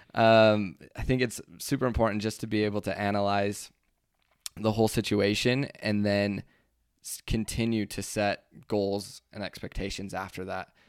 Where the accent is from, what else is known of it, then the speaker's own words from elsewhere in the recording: Utah, United States; we're from Utah